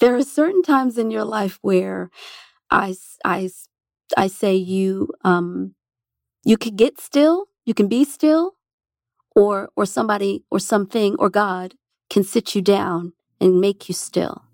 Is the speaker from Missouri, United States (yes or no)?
no; New Jersey, United States; growing up in New Jersey, first of all, gave me seasons